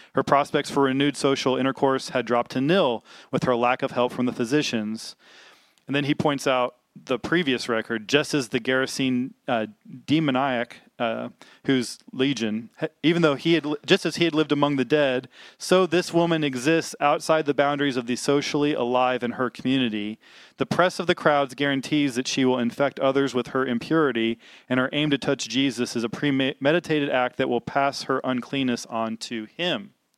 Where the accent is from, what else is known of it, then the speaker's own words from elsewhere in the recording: Little Rock, Arkansas, United States; I grew up in the South. I grew up in Little Rock, Arkansas.